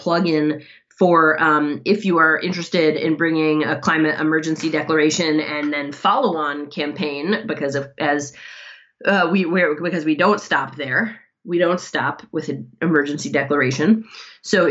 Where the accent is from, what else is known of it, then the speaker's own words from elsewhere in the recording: Ann Arbor, Michigan, United States; Ann Arbor, Michigan, which is my hometown